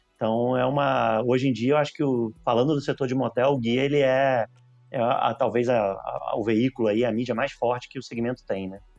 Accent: Rio de Janeiro, Brazil; accent: carioca; moved away as an adult; now in São Paulo, Brazil; eu sou carioca. Vim morar em São Paulo

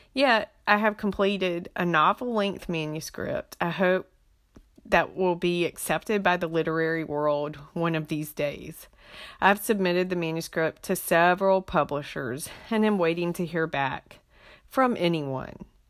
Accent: Beaufort County, North Carolina Inner Banks, United States; also born or lived in Wilmington, North Carolina; now in Fayetteville, United States; I was born and raised in Beaufort County

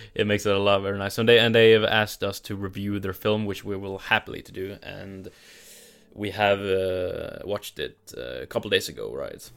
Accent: Norway; my accent, where I'm from Norway.

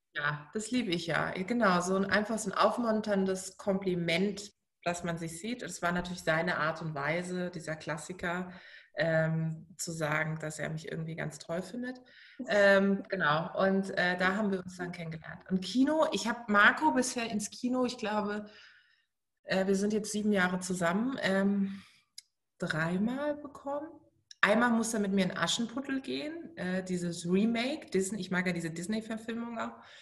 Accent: Baden-Württemberg, Germany; also born or lived in Munich; now in Berlin, Germany; Baden-Württemberg, es tut mir total leid für meine Heimat

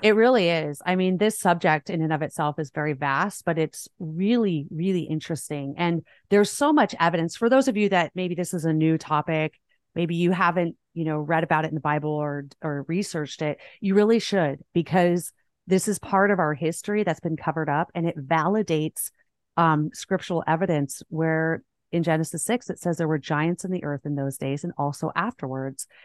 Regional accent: Southern California, United States; moved away; I grew up in Southern California. I just recently moved

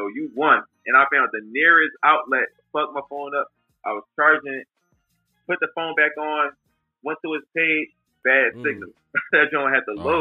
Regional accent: Philadelphia, Pennsylvania, United States; I come from North Philly, one of the dangerous parts in Philly

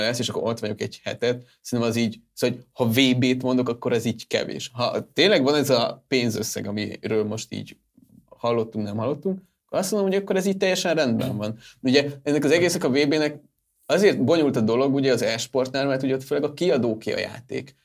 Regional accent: Hungary; magyarok vagyunk

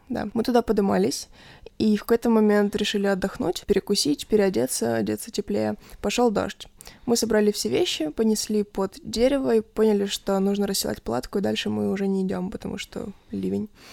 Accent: Kharkiv Oblast, Ukraine; Когда меня спрашивают, откуда я, я говорю, что из Харькова

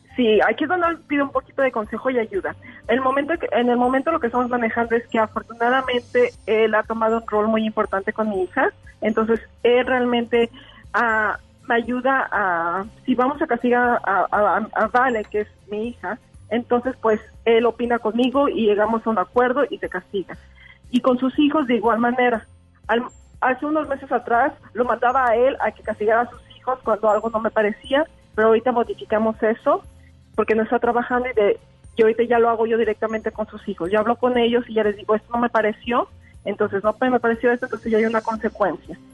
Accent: Mexico; also born or lived in Canada; now in Langley, Canada; Soy de México, de F viví ahí por muchísimos años y ahorita me encuentro aquí en Langley, en Canadá

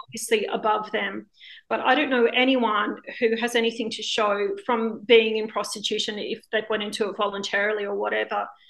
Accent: Australia; now in Spain; I'm a filmmaker living in Spain. Um, I'm from Australia originally

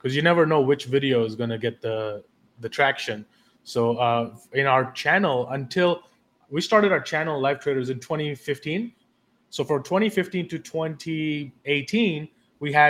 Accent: Delhi, India; moved away as an adult; also born or lived in London; now in New York City, United States; I was born and raised in Delhi, India, and lived there till I was 18 years old

